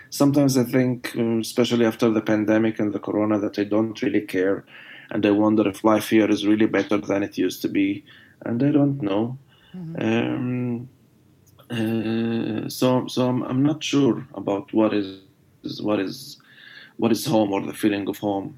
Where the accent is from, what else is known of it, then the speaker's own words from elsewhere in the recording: Jerusalem, Jerusalem District, Israel; first language Arabic; English is a second language; moved away as an adult; now in United States; where are you from? And I decided not to say Jerusalem